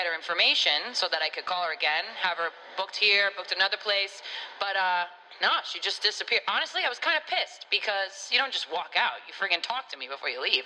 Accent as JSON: {"language": "English", "region": "Northeast", "country": "United States", "moved": "yes", "lives_now": "Florida, United States", "said": "I'm from the Northeast"}